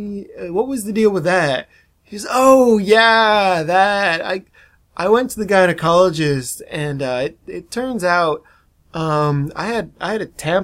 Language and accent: English; Miami, Florida, United States; I'm from Miami